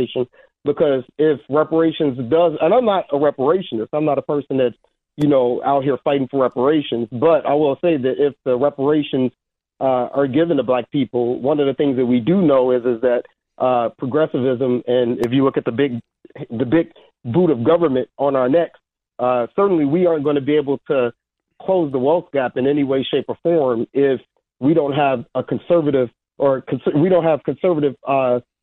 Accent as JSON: {"language": "English", "town": "Chicago", "region": "Illinois", "country": "United States", "moved": "yes", "lives_now": "Michigan, United States", "said": "I'm originally from the south side of Chicago."}